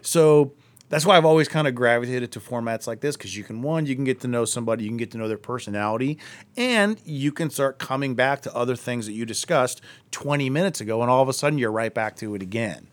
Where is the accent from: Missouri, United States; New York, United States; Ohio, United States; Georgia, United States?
Ohio, United States; Akron; we grew up together in Akron